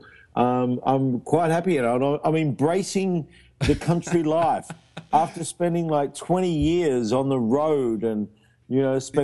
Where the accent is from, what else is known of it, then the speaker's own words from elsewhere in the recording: Australia; moved away as an adult; also born or lived in border between England and Wales; now in United Kingdom; as an Australian